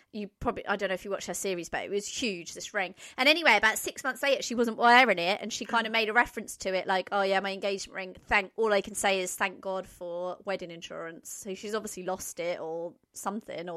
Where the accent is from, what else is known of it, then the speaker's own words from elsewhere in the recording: Norfolk, East of England, United Kingdom; I'm from Norfolk